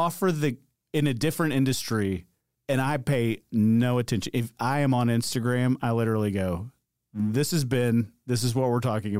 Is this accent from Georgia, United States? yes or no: yes; Atlanta, Georgia, United States; I'm from Atlanta.